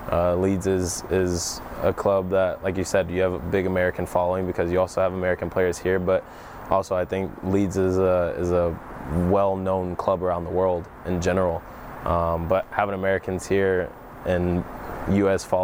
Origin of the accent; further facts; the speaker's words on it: Germany; I grew up in Germany, so my first thought obviously was to go back to Germany.